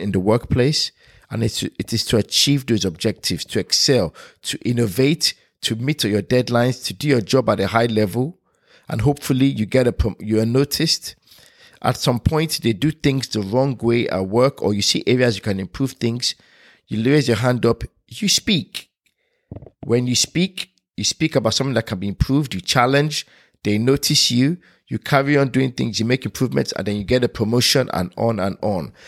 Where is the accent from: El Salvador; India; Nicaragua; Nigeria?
Nigeria; now in United Kingdom; me being Nigerian. Growing up in a Nigerian household and moving to United Kingdom